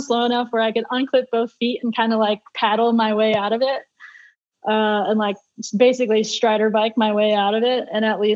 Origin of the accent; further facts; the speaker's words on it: United States; being an American racing for a Euro team